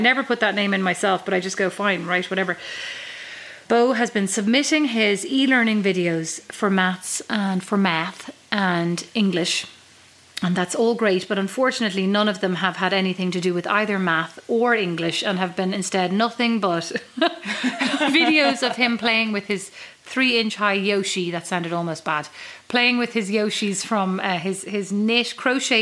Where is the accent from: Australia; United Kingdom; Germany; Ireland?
Ireland; Kildare, Leinster; moved away as an adult; now in Fort Wayne, Indiana, United States; I'd say from Kildare